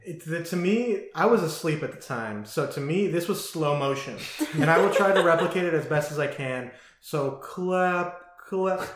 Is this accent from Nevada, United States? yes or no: yes; Las Vegas, Nevada, United States; also born or lived in Burbank, California; now in Washington, United States; I moved to Las Vegas from from Burbank, California, when I was eight, seven or eight